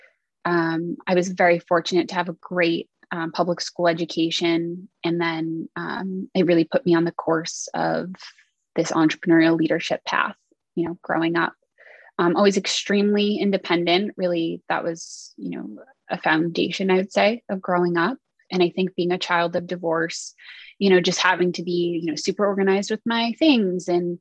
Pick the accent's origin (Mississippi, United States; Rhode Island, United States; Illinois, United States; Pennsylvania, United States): Rhode Island, United States; Jamestown; also born or lived in Boston, Massachusetts / Brookline, Massachusetts / New Jersey / San Francisco; I grew up actually on an island that didn't have a red light called Jamestown